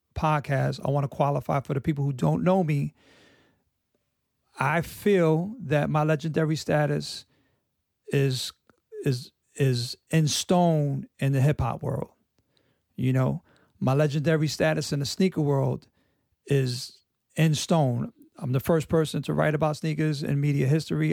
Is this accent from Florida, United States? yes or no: no; New York City, New York, United States; I grew up on 97th Street between Columbus and Amsterdam. I was born in Douglas Projects.